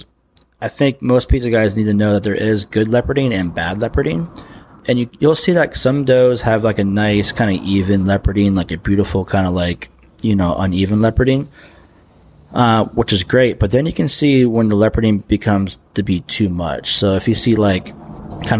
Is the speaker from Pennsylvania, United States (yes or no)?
yes; Pennsylvania, United States; also born or lived in Athens, Georgia; now in Savannah, United States; I'm from Pennsylvania, and Castle Valley is like literally like an hour down the road from where I grew up.